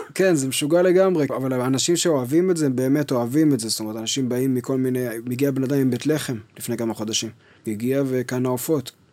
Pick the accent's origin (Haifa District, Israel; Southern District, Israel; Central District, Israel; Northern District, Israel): Central District, Israel; Kfar Yona; אני נולדתי בכפר יונה, שזו עיר קטנה בשרון, ליד נתניה